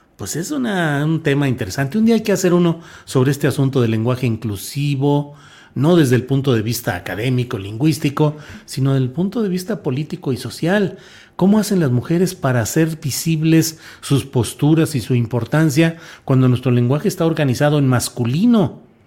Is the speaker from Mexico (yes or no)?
yes; Torreón, Coahuila, Mexico; Coahuila, mi estado natal y mi tierra natal específicamente, Torreón, Coahuila